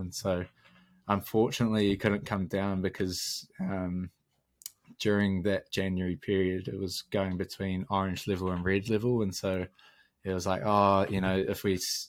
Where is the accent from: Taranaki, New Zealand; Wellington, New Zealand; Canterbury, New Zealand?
Taranaki, New Zealand; moved away as an adult; now in Dunedin, New Zealand; growing up in Taranaki